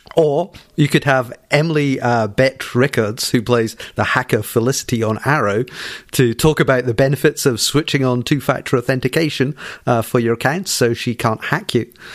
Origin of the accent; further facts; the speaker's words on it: Scotland, United Kingdom; I'm stereotypically Scottish